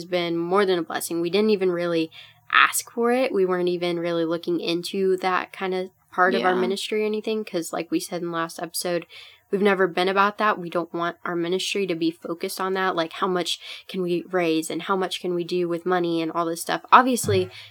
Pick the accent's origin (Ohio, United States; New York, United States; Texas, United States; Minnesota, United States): Minnesota, United States; I'm Minnesotan